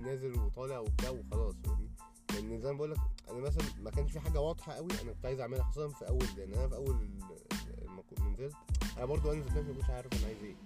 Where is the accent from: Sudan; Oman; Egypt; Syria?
Egypt; عندنا في مصر